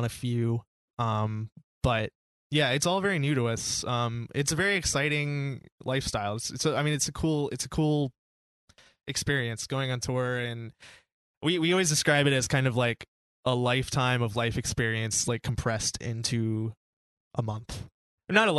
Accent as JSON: {"language": "English", "region": "North Carolina", "country": "United States", "tie": "born or raised there", "said": "we're from North Carolina too. We grew up in North Carolina"}